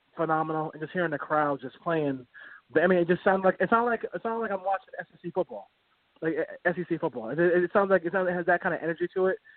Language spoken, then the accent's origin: English; Jamaica; I'm Jamaican and I have a lot of family who lives in Jamaica